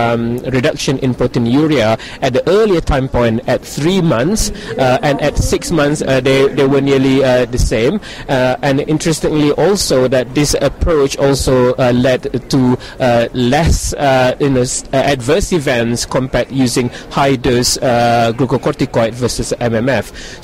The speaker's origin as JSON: {"language": "English", "town": "Leeds", "region": "Yorkshire and the Humber", "country": "United Kingdom", "said": "I am from Leeds."}